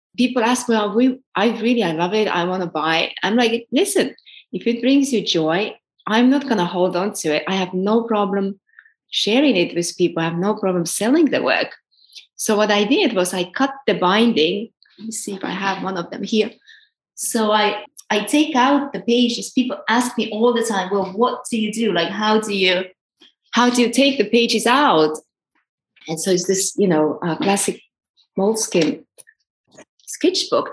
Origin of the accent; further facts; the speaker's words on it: Estonia; also born or lived in New York; now in Valencia, Spain; I'm originally from Estonia.